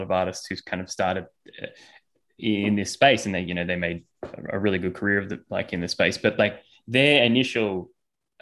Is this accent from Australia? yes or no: yes; Australia; I'm Australian